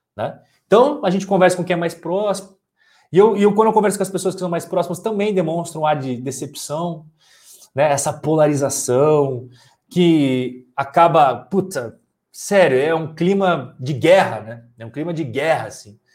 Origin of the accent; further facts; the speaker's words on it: Brazil; a gente é brasileiro